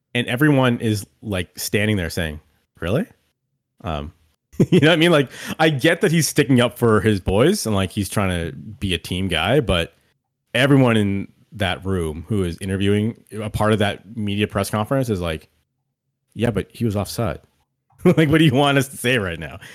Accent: Canada; as a Canadian

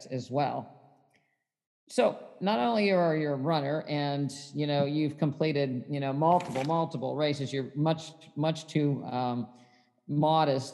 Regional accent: West Virginia, United States; I grew up in West Virginia

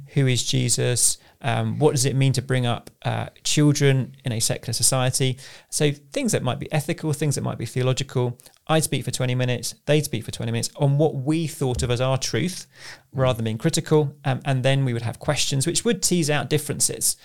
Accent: Southend-on-Sea, East of England, United Kingdom; moved away as an adult; now in London, United Kingdom; I grew up in sunny South End on Sea, the place to be.

